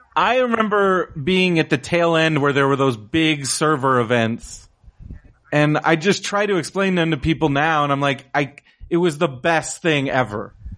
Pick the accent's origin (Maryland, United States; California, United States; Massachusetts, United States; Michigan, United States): California, United States; San Diego; also born or lived in Orange County, California / the Midwest; I I grew up in San Diego, but I lived in Orange County since I was 18.